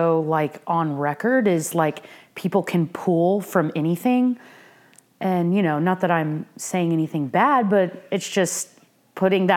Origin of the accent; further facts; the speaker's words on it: Norman, Oklahoma, United States; I grew up in Norman, Oklahoma